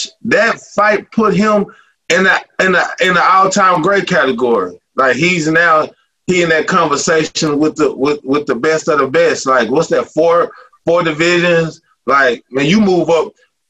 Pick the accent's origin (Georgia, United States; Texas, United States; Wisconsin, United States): Texas, United States; Dallas; I'm from Dallas.